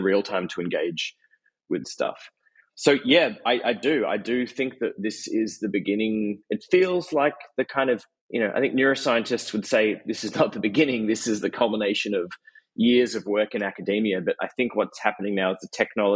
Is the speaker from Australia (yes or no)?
yes; Australia; I'm Australian